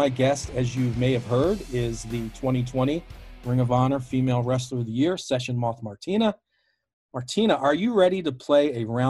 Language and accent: English; United States; I'm with you as an American.